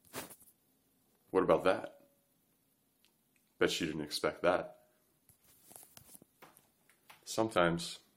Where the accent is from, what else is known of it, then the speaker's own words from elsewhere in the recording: Montreal, Quebec, Canada; I grew up in Canada, Montreal